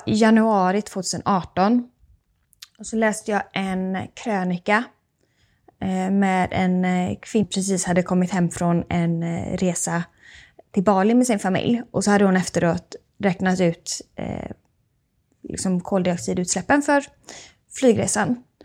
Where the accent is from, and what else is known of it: Sweden